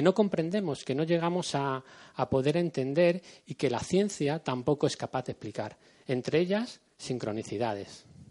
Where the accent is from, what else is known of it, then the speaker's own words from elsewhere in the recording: Madrid, Community of Madrid, Spain; somos gente de aquí, somos gente del Pardo